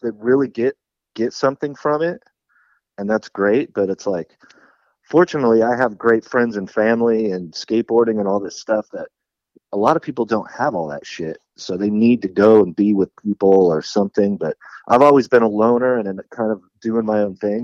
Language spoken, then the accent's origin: English; San Jose, California, United States; growing up in San Jose, and there was a lot of local pride